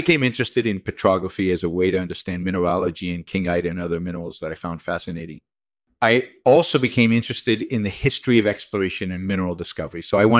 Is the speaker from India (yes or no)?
no; Israel; moved away as an adult; also born or lived in England; I grew up in Israel, and I completed a BE in geological sciences and MS in mineralogy from the Hebrew University of Jerusalem.